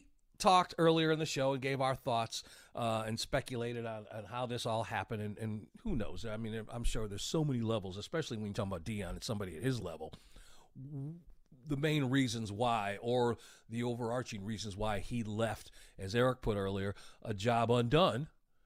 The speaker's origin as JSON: {"language": "English", "town": "Oak Park", "region": "Illinois", "country": "United States", "tie": "born or raised there", "moved": "yes", "lives_now": "Georgia, United States", "said": "when I was growing up in Oak Park"}